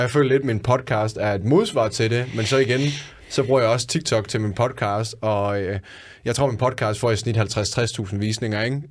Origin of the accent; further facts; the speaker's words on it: Randers, Central Denmark Region, Denmark; jeg er fra Randers